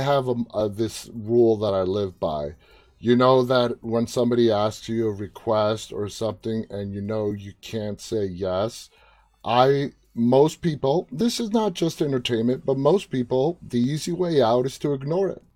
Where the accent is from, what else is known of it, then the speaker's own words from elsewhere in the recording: New York City, New York, United States; moved away; It's where I was born and raised, New York City